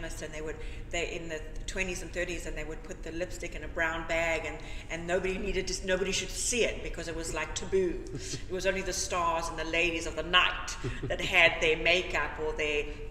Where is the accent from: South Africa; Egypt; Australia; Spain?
South Africa; moved away as an adult; also born or lived in Sandy Springs, Georgia, United States; now in Atlanta, United States; But I'm from South Africa, and I studied beauty therapy in South Africa.